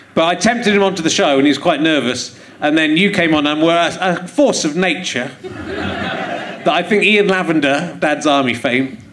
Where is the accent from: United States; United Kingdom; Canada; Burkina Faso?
United Kingdom; I'm from the United Kingdom